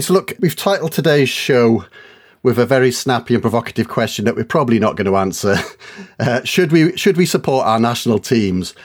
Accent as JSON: {"language": "English", "region": "Wales", "country": "United Kingdom", "tie": "born or raised there", "also_born_or_lived": "Leeds", "moved": "yes", "said": "I grew up in Wales"}